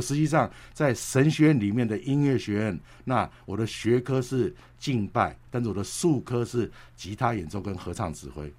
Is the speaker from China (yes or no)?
no; Taipei, Taiwan; now in United States; 台北台，土生土长